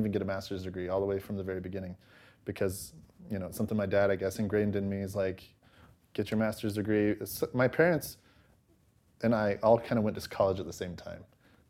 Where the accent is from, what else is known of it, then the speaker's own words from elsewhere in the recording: Pleasant Grove, United States; also born or lived in Los Angeles; I'm actually from Pleasant Grove, but I lived in L.A. for all of my college years.